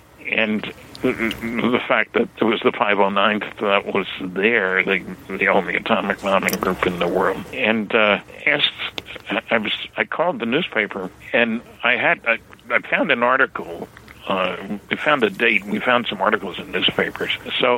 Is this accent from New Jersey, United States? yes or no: yes; New Jersey, United States; I grew up in New Jersey.